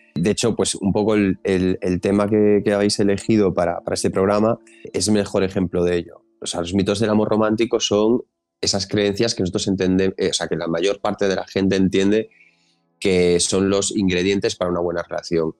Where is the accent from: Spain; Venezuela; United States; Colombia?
Spain; Galicia; yo, como buen gallego